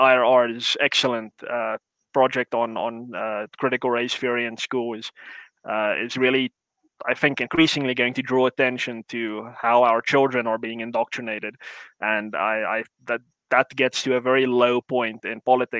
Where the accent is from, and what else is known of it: South Africa